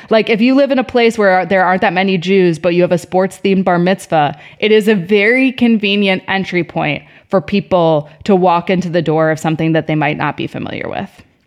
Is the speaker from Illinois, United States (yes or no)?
yes; Chicago, Illinois, United States; moved away; I wasn't from New York, I was from Chicago